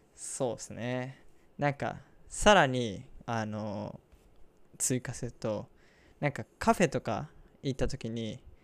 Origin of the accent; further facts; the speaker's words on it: Osaka, Japan; 僕の地元の大阪では